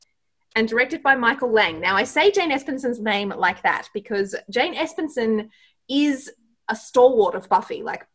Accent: Australia; being Australian

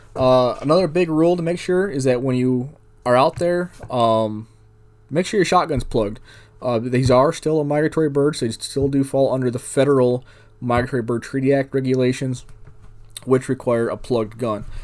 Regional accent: New York, United States; now in Arizona, United States; I grew up in New York State.

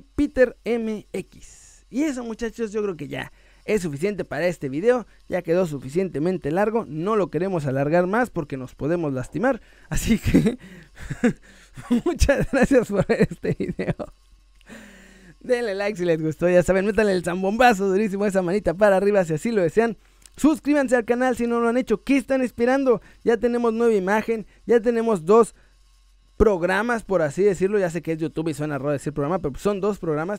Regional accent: Mexico; moved away as an adult; now in Spain; Yo soy mexicano hasta el hueso.

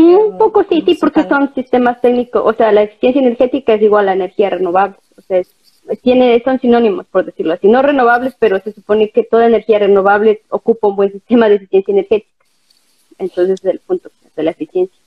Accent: Ecuador; moved away as an adult; also born or lived in Brandenburg an der Havel, Germany; now in Berlin, Germany; Soy ecuatoriana, eh, tengo 31 años, eh, vivo aquí desde el 2016.

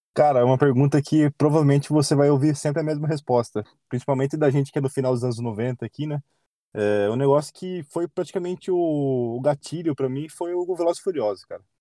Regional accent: Sorocaba, São Paulo, Brazil; Eu sou de Sorocaba

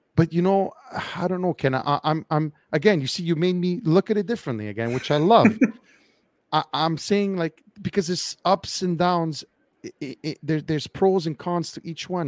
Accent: Quebec, Canada; we've voted already twice on, on a referendum whether or not Quebec wanted to secede from the rest of Canada

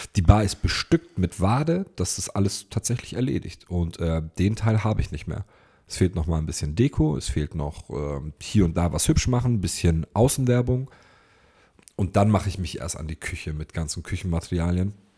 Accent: Ulm, Baden-Württemberg, Germany; bei uns in Ulm

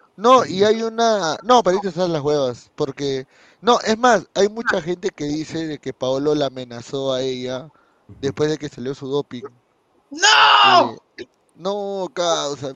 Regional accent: Peru; como buenos peruanos

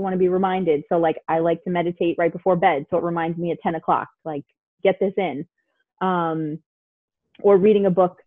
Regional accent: New York City, New York, United States; I grew up in Queens

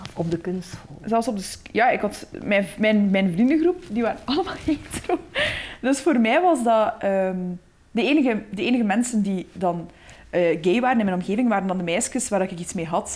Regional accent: Waarschoot, Flanders, Belgium; ik kom uit de Boerse Waarschoot. Dat is een, een, dorp niet ver van Gent.

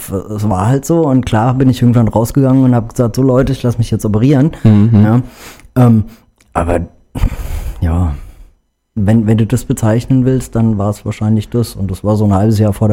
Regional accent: Karben, Hesse, Germany; also born or lived in Frankfurt; also, ähm, ich bin in Frankfurt geboren, bin in Karben aufgewachsen, war dann viele, viele Jahre mit der Bundeswehr äh, durch Deutschland unterwegs und ähm, bin dann irgendwann wieder in Karben gelandet

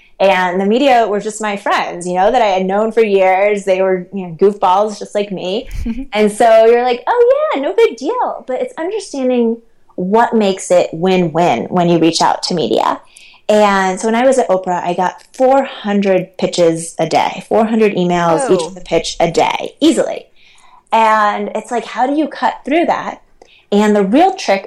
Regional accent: Ohio, United States; moved away as an adult; also born or lived in New York City; now in Utah, United States; I grew up in Ohio

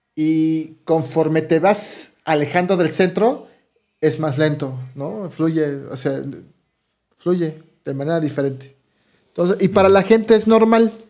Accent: Mexico City, Mexico; de, la Ciudad de México

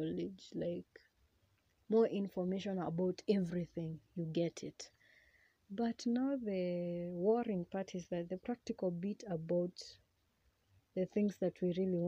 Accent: Kenya; English is a second language; I'm a Kenyan.

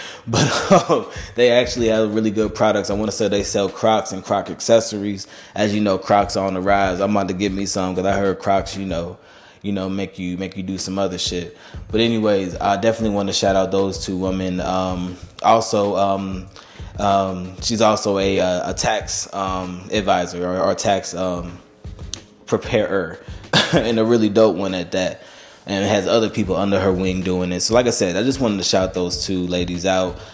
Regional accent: Charlotte, North Carolina, United States; born or raised there

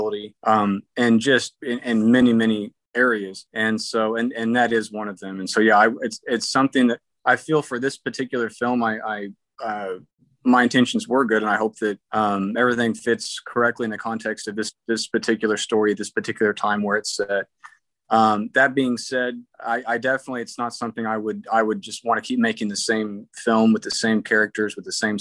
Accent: Oklahoma, United States; My hometown newspaper in Oklahoma

